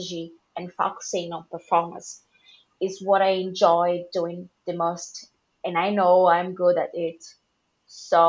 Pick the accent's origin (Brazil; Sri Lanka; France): Brazil; English is a second language; moved away as an adult; now in Ireland; always had the dream of living outside Brazil